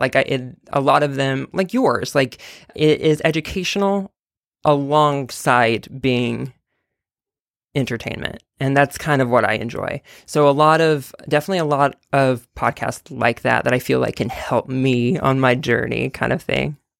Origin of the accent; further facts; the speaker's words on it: Texas, United States; now in New York, United States; I'm from Texas